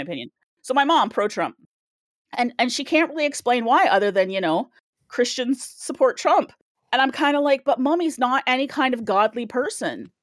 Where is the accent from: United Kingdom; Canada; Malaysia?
Canada; I am Canadian